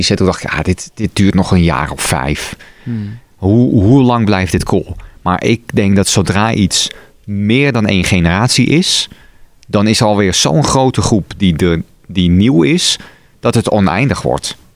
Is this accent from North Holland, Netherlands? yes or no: yes; Amsterdam, North Holland, Netherlands; ja, ik kom uit Amsterdam-Noord.